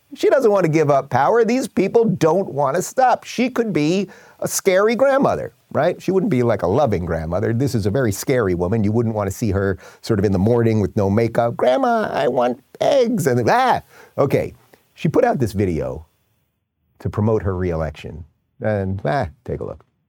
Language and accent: English; New York, United States; I grew up in New York listening to Howard Stern